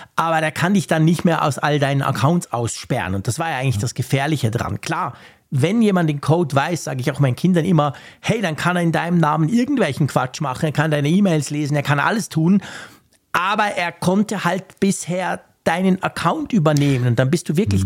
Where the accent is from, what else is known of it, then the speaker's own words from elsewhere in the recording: Switzerland; bei uns in der Schweiz